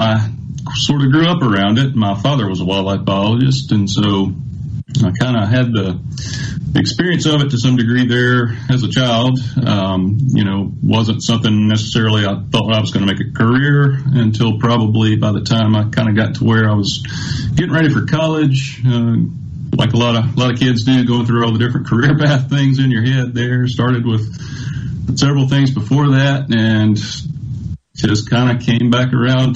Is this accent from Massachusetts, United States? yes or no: no; Newton County, Mississippi, United States; I actually grew up in Newton County, Mississippi, down the east central part of the state.